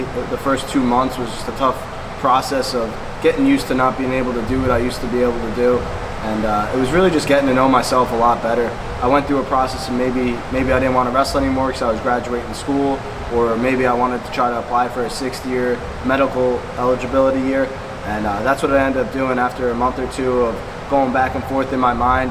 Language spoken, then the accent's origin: English; South Plainfield, New Jersey, United States; I came came from South Plainfield